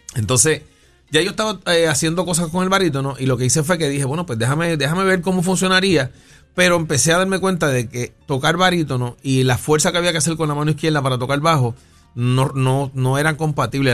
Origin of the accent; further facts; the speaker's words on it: San Juan, Puerto Rico; also born or lived in Río Piedras; yo nací en el barrio Venezuela de Río Piedras y me crié entre Puerto Nuevo, Caparra